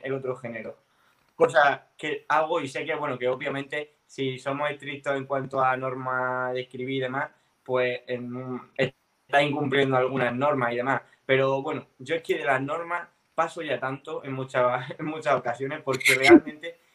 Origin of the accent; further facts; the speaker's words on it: a town in Murcia, Region of Murcia, Spain; aquí en el pueblo, en un pueblo de Murcia